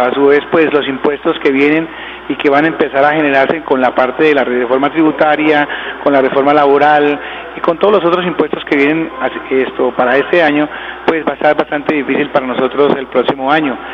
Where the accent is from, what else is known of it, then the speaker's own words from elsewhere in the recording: Floridablanca, Santander, Colombia; soy de toda la vida de Florida Blanca